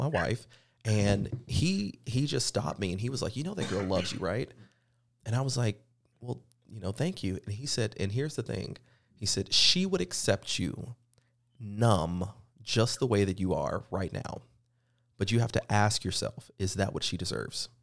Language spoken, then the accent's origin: English; the Bible Belt, the South, United States; growing up in the South, in the Bible Belt itself